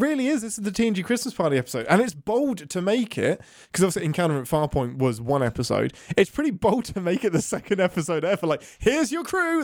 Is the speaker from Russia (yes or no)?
no; England, United Kingdom; being English.